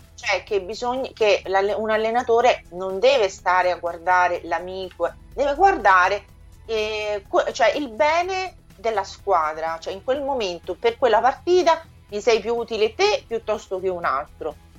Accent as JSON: {"language": "Italian", "town": "Frascati", "region": "Lazio", "country": "Italy", "also_born_or_lived": "Sardinia", "said": "io non sono nemmeno di Roma che sono di Frascati"}